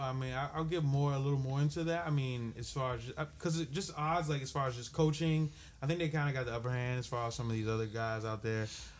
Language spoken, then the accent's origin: English; Waco, Texas, United States; lived in Waco all my life.